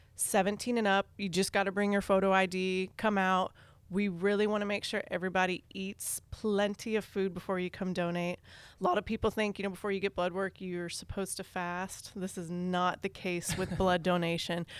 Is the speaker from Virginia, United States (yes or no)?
yes; Northern Virginia, United States; moved away as an adult; also born or lived in Western Kentucky; now in Louisville, United States; I am from Northern Virginia, outside of D C.